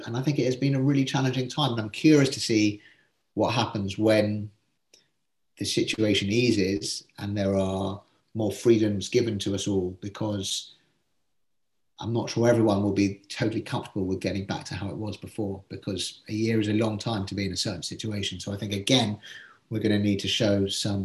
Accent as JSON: {"language": "English", "region": "England", "country": "United Kingdom", "said": "being English"}